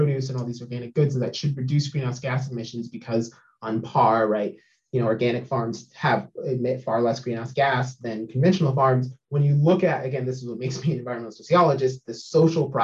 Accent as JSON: {"language": "English", "town": "Sacramento", "region": "California", "country": "United States", "tie": "born or raised there", "also_born_or_lived": "Humboldt State / Portland", "moved": "yes", "lives_now": "Eugene, United States", "said": "I grew up in Sacramento"}